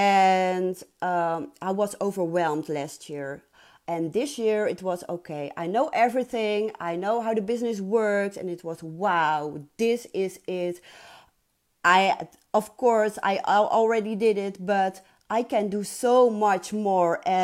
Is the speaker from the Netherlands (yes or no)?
yes; Netherlands; I'm from Holland